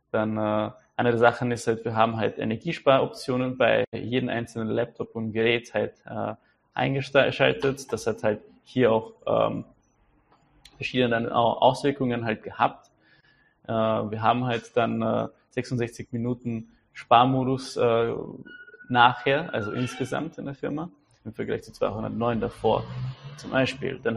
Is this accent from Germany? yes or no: no; Czechia; Da fällt mir auch noch ein, wir haben in Tschechien, weil ich bin ja aus Tschechien, ein äh, tolles Sprichwort.